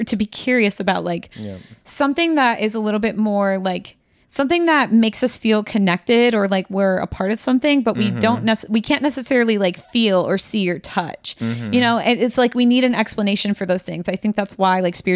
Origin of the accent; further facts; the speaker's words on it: Midwest, United States; now in New York City, United States; Ayla and I are both like Midwestern babies